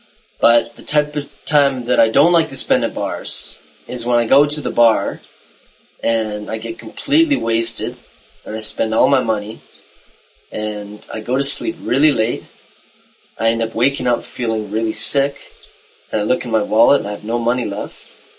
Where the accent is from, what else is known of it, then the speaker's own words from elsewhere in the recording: Canada; I'm from Canada